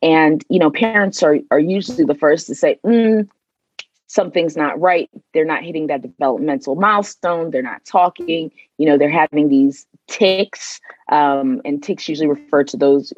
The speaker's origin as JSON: {"language": "English", "country": "Nigeria", "also_born_or_lived": "Sierra Leone", "lives_now": "Maryland, United States", "said": "I am originally from Nigeria and Sierra Leone. However, I call Maryland home."}